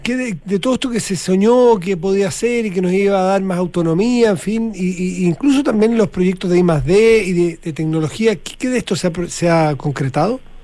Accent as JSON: {"language": "Spanish", "country": "Chile", "said": "de mm. Chile"}